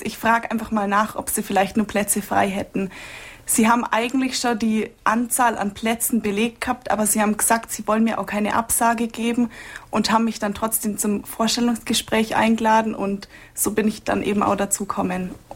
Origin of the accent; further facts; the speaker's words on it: Altenstadt, Bavaria, Germany; moved away as an adult; now in Munich, Germany; Ich komme gebürtig aus Altenstadt bei Schongau, also eine Stunde südlich von Augsburg